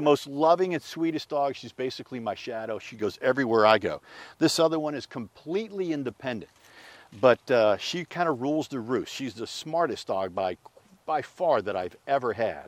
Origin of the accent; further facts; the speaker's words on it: Pittsburgh, Pennsylvania, United States; moved away; I'm originally from Pittsburgh